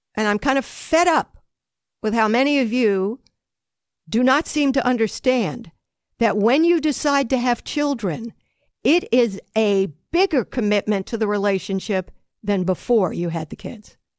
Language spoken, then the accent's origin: English; Long Island, New York, United States; I was growing up on Long Island